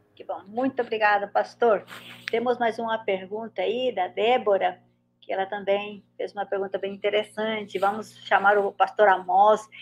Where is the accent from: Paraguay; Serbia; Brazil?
Paraguay; eu sou paraguaia também.